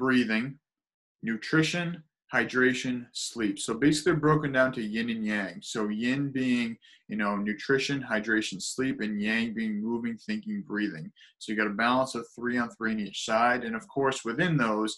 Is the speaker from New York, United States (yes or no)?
no; South Shore of Boston, Massachusetts, United States; So I'm south of Boston, about 18 miles south. So it's South Shore of Boston